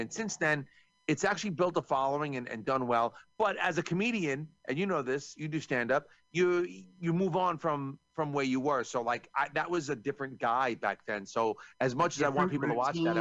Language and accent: English; New York, United States; I'm from New York